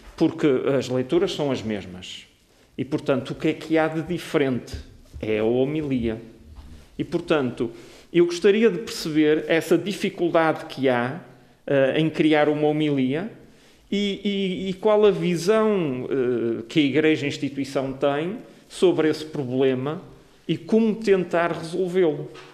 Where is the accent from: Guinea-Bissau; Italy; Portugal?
Portugal; nós somos portugueses, partilhamos a mesma língua